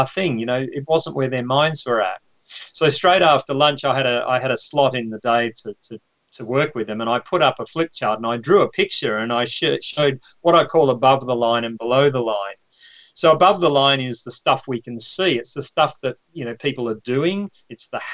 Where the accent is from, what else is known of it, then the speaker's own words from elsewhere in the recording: Victoria, Australia; moved away as an adult; now in London, United Kingdom; I'm Australian. I grew up on a farm.